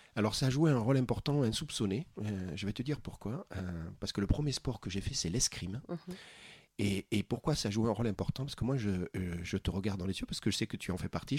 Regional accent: Bergerac, Nouvelle-Aquitaine, France; j'ai grandi à Bergerac

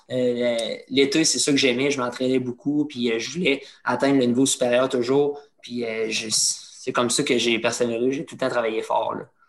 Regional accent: Trois-Rivières, Quebec, Canada; je suis, de Trois-Rivières. J'ai commencé dans les niveaux mineurs

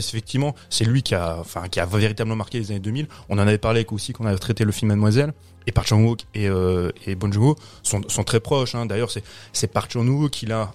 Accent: France; nous, Français

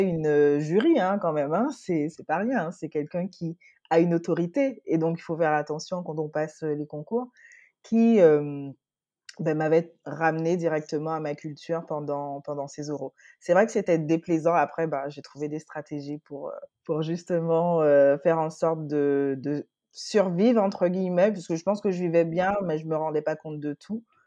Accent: Guadeloupe; now in Paris, France; j'ai trente et un ans. Je suis Guadeloupéenne. Je vis, heu, à Paris en ce moment

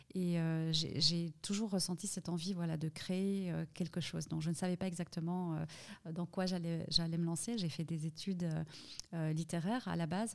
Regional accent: Fribourg, Switzerland; moved away as an adult; also born or lived in Saudi Arabia / Middle East; Je suis née à Fribourg. Donc je suis vraiment une fribourgeoise

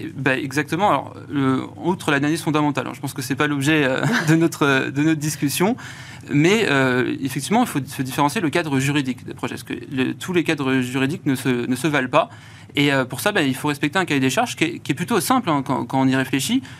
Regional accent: France; accent: Frenchy; Désolé pour mon accent assez Frenchy

